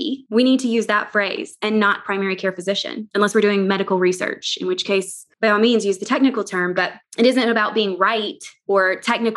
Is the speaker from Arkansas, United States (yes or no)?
yes; near Hot Springs, Arkansas, United States; I grew up down near Hot Springs